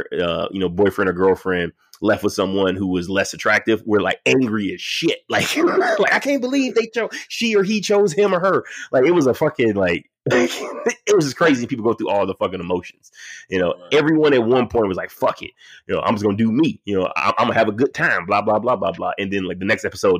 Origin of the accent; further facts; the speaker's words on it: Detroit, Michigan, United States; I'm from Detroit